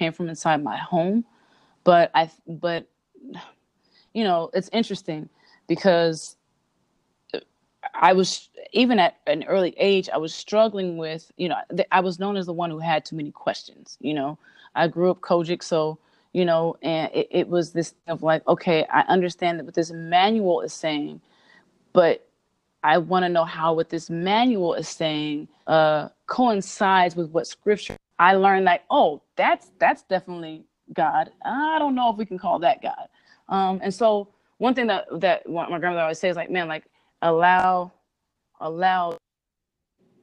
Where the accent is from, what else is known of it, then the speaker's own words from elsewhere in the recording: Cerritos, California, United States; also born or lived in Compton; I lived in a city called Cerritos, which is really very suburban